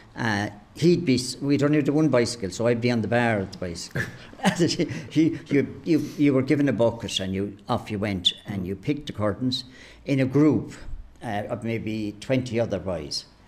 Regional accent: Clonmel, Munster, Ireland; Great days of playing with all the young fellas and young girls around the place, you know, around the streets. The streets at the centre of the town was our domain

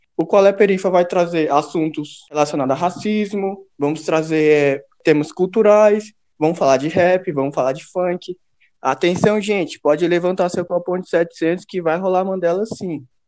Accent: Ceilândia, Federal District, Brazil; nascido e criado na Ceilândia, assim como Luiz

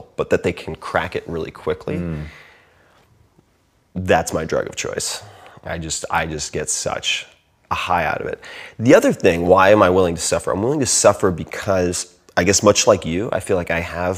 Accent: Long Island, New York, United States; I grew up on Long Island

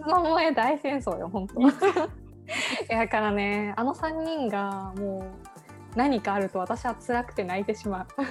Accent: Yamaguchi, Japan; うちらの地元のね、山口県が登場するんですけど

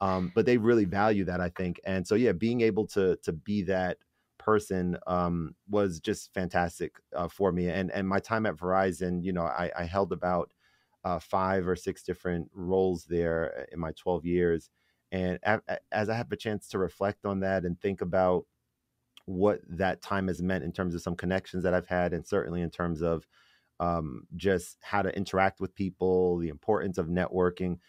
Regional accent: New York City, New York, United States; I was born in the Bronx.

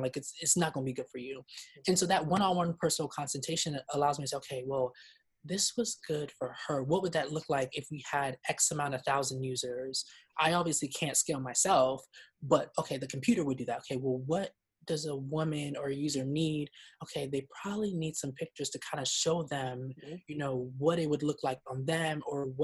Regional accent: Nigeria; I'm Nigerian

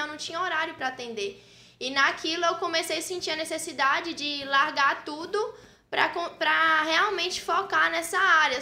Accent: Frei Gaspar, Minas Gerais, Brazil; moved away as an adult; now in Teófilo Otoni, Brazil; Eu sou natural de Frei Gaspar, uma cidade vizinha daqui

